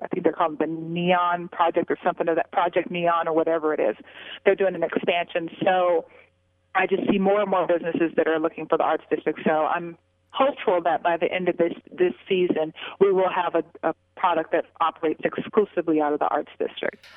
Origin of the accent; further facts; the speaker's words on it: Las Vegas, Nevada, United States; I'm born and raised in Vegas